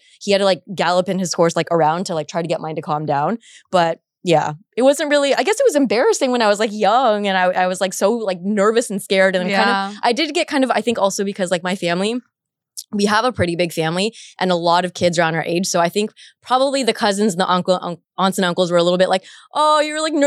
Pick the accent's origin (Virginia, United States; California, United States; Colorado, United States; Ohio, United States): California, United States; Orange County; also born or lived in San Diego; I went to school at UCSD, but I was from the Orange County area